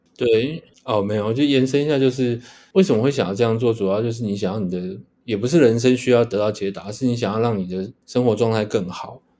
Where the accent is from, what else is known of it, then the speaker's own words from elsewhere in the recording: Taipei, Taiwan; 那我一个人是跟我妈在台北两个人生活这样